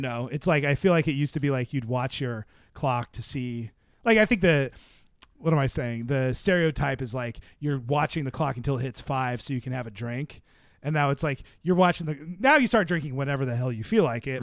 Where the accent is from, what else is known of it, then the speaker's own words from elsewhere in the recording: Seattle, Washington, United States; Seattle, 'cause that's where I'm from